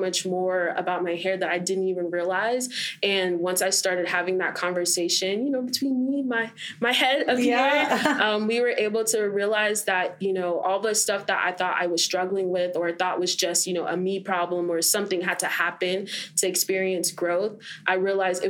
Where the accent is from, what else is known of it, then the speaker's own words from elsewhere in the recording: Fort Lauderdale, Florida, United States; also born or lived in Jamaica (family); I'm from Fort Lauderdale, Florida